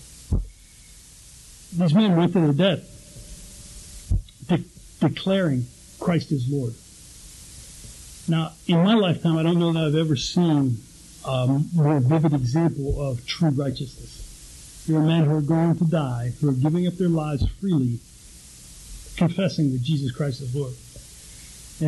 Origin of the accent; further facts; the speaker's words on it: Pittsburgh, Pennsylvania, United States; I grew up in Pittsburgh